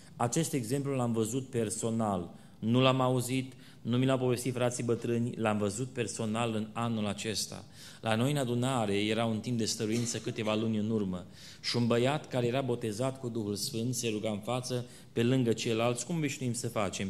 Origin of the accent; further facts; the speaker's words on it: Romania; suntem români